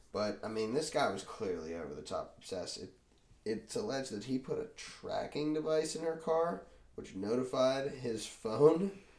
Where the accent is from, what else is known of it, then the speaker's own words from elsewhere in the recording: Ireland; And I'm Irish, so that's fine.